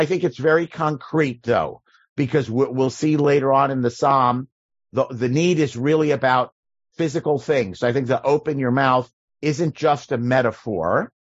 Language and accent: English; New York, United States; now in California, United States; I grew up in New York